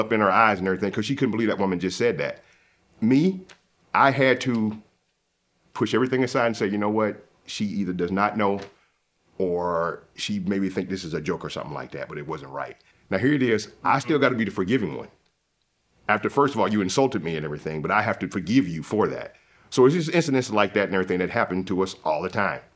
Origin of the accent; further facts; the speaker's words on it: the South, United States; moved away; I'm from the South